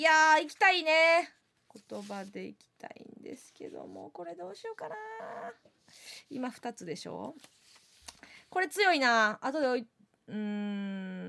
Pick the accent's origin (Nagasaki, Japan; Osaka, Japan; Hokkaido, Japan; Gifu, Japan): Osaka, Japan; Kansai; 地元大阪関西